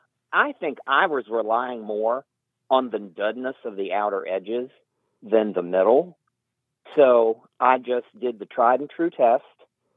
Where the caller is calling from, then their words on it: Huddleston, Virginia, United States; I'm calling from Huddleston, Virginia.